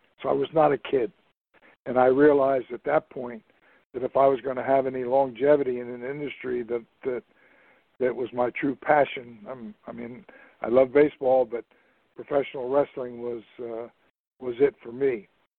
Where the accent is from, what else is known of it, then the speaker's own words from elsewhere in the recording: Trenton, New Jersey, United States; moved away as an adult; also born or lived in Pennsylvania / Ohio / Florida; I was born and raised in Trenton, New Jersey. I went to college in Pennsylvania, and then after college, I was working in Ohio